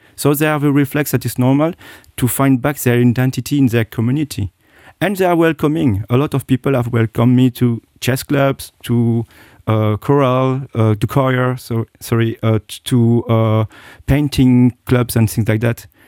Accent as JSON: {"language": "English", "country": "Belgium", "tie": "born or raised there", "also_born_or_lived": "Japan / United States / United Kingdom", "moved": "as an adult", "lives_now": "Luxembourg", "said": "I was born in Asia, and I look like, uh, uh, uh, an Asian, and I do not realize it, you know? I grew up in Belgium"}